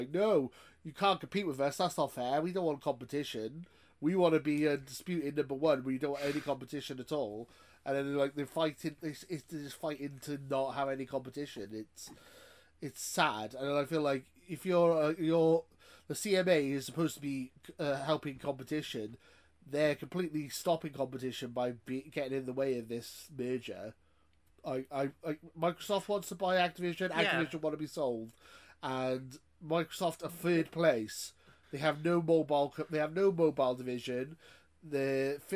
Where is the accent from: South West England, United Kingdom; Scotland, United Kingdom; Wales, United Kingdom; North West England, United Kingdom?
Wales, United Kingdom; I'm Welsh, so, you know, working class Welshman.